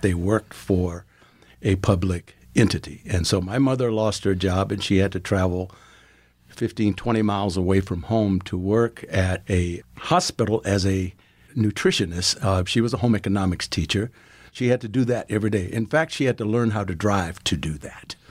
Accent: Farmville, Virginia, United States; moved away as an adult; also born or lived in South Africa; now in Gahanna, Ohio, United States; growing up in Farmville, my mother was a teacher

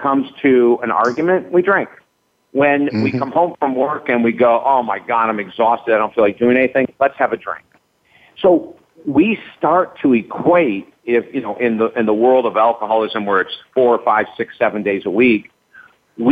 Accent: Syracuse, New York, United States; I was raised in Syracuse, New York.

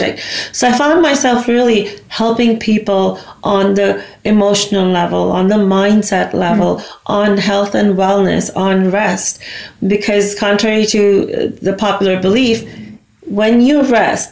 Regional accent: United States; also born or lived in India; I was born there, but I grew up in the States

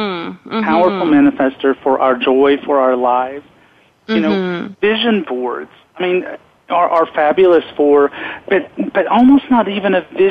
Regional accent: Knoxville, Tennessee, United States; I grew up gay in Knoxville, Tennessee

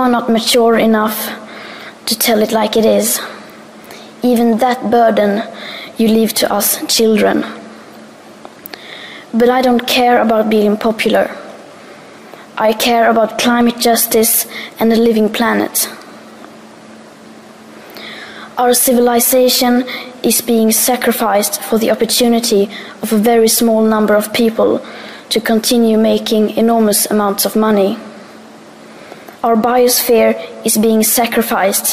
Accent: Sweden; I am 15 years old and I'm from Sweden.

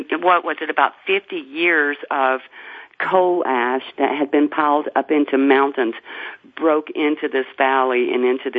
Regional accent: Harlan County, Kentucky, United States; So, I grew up in Harlan County

